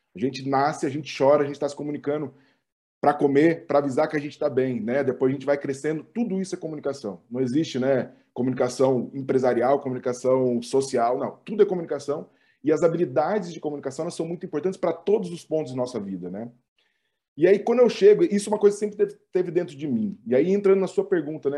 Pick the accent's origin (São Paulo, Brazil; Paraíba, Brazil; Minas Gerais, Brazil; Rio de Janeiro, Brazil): São Paulo, Brazil; Ribeirão Preto; moved away as an adult; now in São Paulo, Brazil; eu sou de Ribeirão